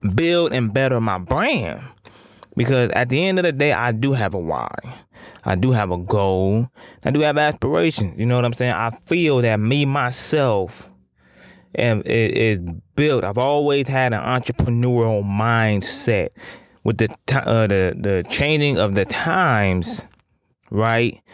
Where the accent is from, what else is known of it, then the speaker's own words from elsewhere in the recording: Toledo, Ohio, United States; I'm from Toledo, the four one nine